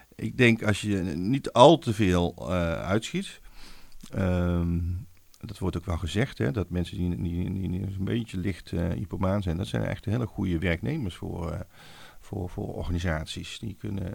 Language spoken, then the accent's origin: Dutch; Wouw, North Brabant, Netherlands; Ik kom uit West-Brabant, uit een dorpje Wouw